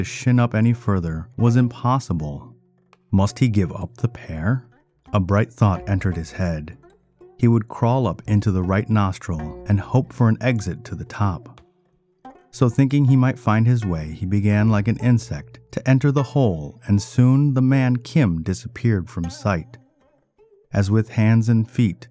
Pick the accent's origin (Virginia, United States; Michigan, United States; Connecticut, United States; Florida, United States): Michigan, United States; Ann Arbor; you're also my hometown